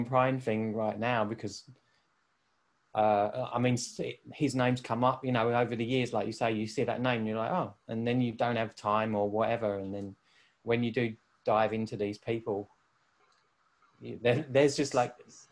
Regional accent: Canvey Island, East of England, United Kingdom; when I was a little kid growing up in Essex, on Canvey Island in Essex

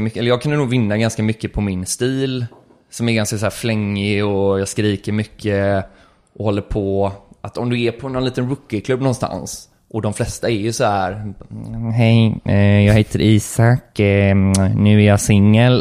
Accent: Gothenburg, Västra Götaland, Sweden; jag är från Göteborg och jag, här, jag tänker mycket på det arvet, eller det är det jag uppfostrar med

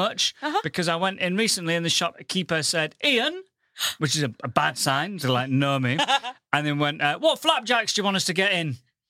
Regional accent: Goole, Yorkshire and the Humber, United Kingdom; now in London, United Kingdom; I come from the northern town of Goole.

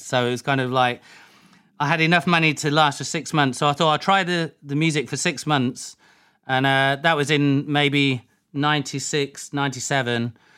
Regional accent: Leicester, East Midlands, United Kingdom; moved away; also born or lived in Ibstock / Woodhouse Eaves / Brixton, London; I'm from Leicester. I was born in Leicester.

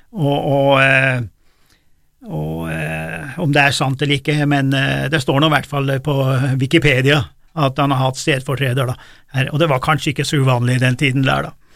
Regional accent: Gudbrandsdalen, Innlandet, Norway; jeg er jo fra Gudbrandsdalen

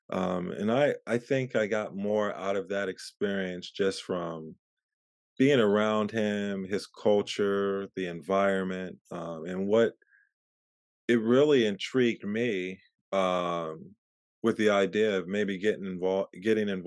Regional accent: Pittsburgh, Pennsylvania, United States; born there; also born or lived in Philadelphia / New Jersey; now in Marina, United States; I was born in Pittsburgh and I was in uh, Philadelphia and New Jersey uh, for a few years and I came out to California in 94.

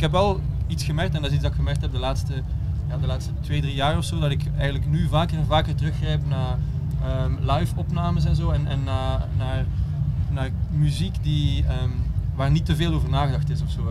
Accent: Belgium; moved away as an adult; also born or lived in Berlin; na tien jaar Berlijn eh, teruggekeerd naar België, ja, bij familie en zo.

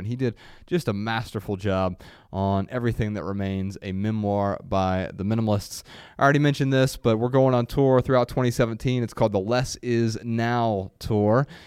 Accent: Ohio, United States; moved away; we grew up in Ohio and it's hot as hell in, in the summers

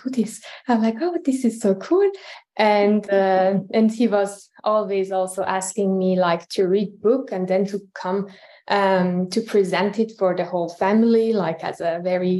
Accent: Tehran, Tehran Province, Iran; moved away as an adult; now in Luxembourg; I'm originally from Iran. I was born in Tehran. And I left Iran about 11 years ago in 2012

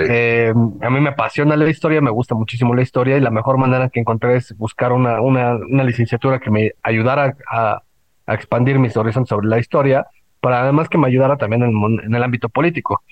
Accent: Mexico City, Mexico; also born or lived in Puebla; yo no vivía en Puebla, yo vivía en, bueno, yo soy de la Ciudad de México

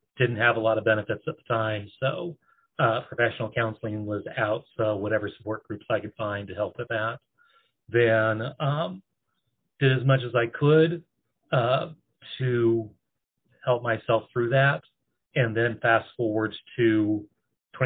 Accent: Oregon, United States; moved away as an adult; also born or lived in East Coast; I'm originally from Oregon

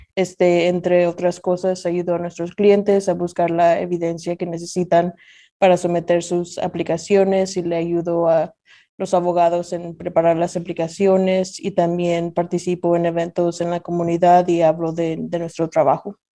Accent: Nashville, Tennessee, United States; also born or lived in Zacatecas, Mexico; yo nací en Zacatecas, México, soy zacatecana y como decimos en México, soy más de aquí que de allá. Eh, mis padres me trajeron a los Estados Unidos cuando tenía dos años y desde entonces Nashville ha sido mi hogar.

